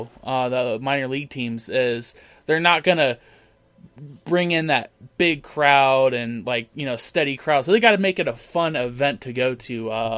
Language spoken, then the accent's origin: English; Akron, Ohio, United States; We are from Akron. We are CLE sports fans to the end